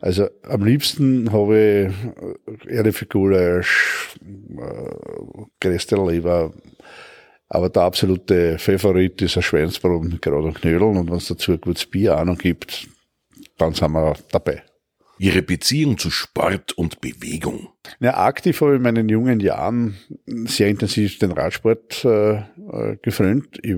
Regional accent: Hartberg, Styria, Austria; born there; Ich bin in Hartberg in der Steiermark geboren, weil meine Eltern stammen aus der Oststeiermark und sind in den Mitte der 60er Jahre nach Wien übersiedelt

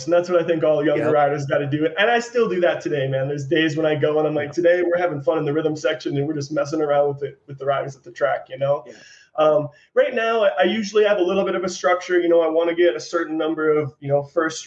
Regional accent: St. Cloud, Minnesota, United States; now in Utah, United States; I grew up in St. Cloud, Minnesota

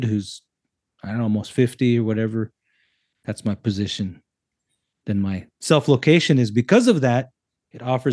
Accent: United States; now in Canada; I'm a native from the States

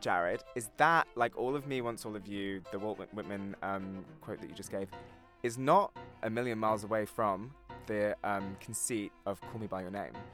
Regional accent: near Brighton, South East England, United Kingdom; we were in Brighton, which is the town that I'm sort of near um, when uh, in my hometown

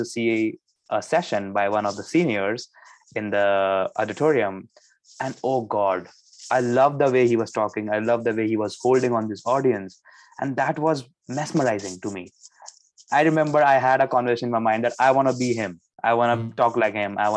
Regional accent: New Delhi, Delhi, India; moved away as an adult; I am from New Delhi, which is the capital of India.

